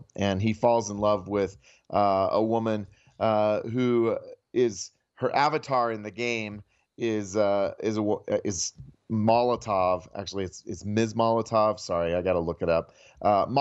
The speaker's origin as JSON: {"language": "English", "region": "Iowa", "country": "United States", "said": "I'm from Iowa"}